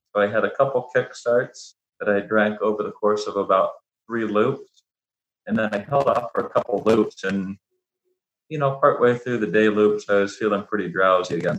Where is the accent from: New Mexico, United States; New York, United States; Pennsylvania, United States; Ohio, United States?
Ohio, United States; I was born and raised in Ohio